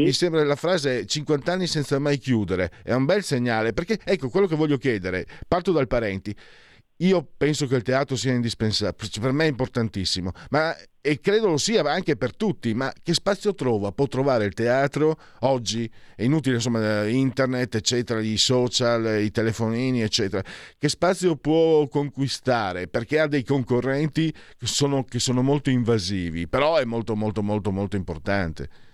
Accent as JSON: {"language": "Italian", "region": "Friuli-Venezia Giulia", "country": "Italy", "said": "dalle mie parti, vengo da Friuli"}